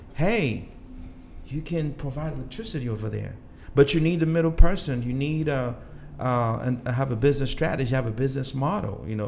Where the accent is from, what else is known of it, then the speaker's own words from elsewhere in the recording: DR Congo; English is a second language; also born or lived in Gabon / Roxbury, Boston, United States; now in Boston, United States; I grew up and born there